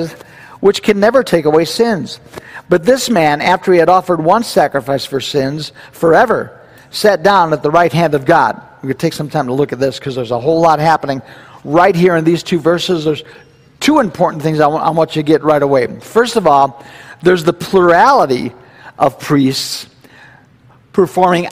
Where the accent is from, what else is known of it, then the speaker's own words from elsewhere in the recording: United States; we're Americans.